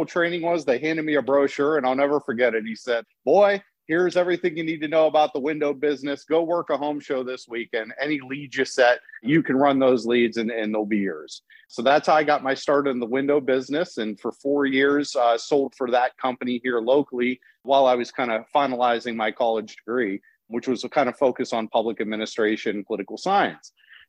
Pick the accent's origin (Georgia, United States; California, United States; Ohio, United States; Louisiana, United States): Ohio, United States; Youngstown; moved away as an adult; also born or lived in Florida; my hometown, I grew up here, very, very proud of Youngstown, very proud of the community, but it's a little bit different than some other towns across the country. It's what you would consider a proverbial Rust Belt town.